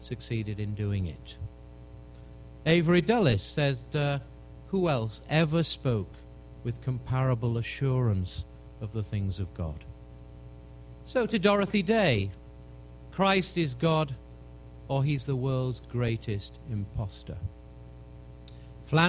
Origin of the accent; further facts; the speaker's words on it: England, United Kingdom; as an Englishman